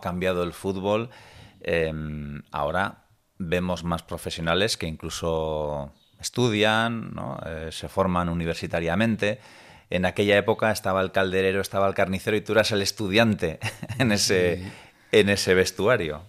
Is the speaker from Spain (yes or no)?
yes; Tolosa, Basque Country, Spain; el Tolosa, en mi pueblo